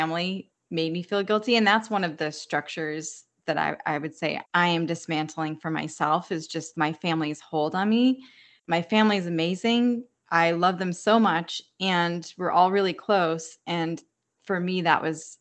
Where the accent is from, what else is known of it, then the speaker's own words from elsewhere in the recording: United States; moved away as an adult; now in Hawaii, United States; we had a few relatives that moved to Philly, which is 2 hours from my hometown, or to New York, which is 2 hours from my hometown